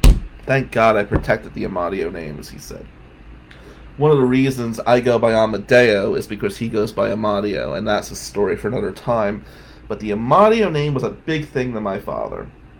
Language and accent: English; New Jersey, United States; now in Michigan, United States; And it reminds me of 2004 when I came from Jersey to Michigan.